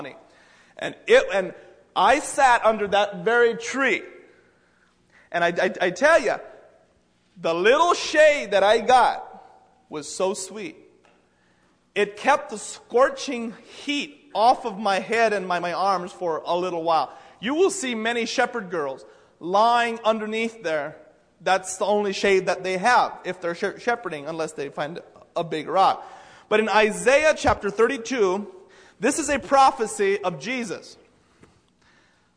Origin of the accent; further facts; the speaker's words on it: United States; I'm from the United States